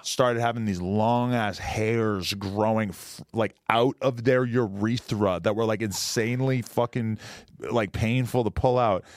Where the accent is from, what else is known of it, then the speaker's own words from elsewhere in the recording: Boston, Massachusetts, United States; I'm from the Boston area.